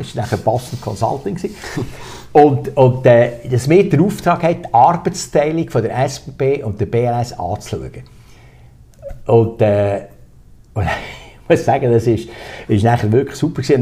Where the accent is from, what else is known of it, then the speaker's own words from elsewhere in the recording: Solothurn, Switzerland; also born or lived in Thun; ich bin ja in Solothurn aufgewachsen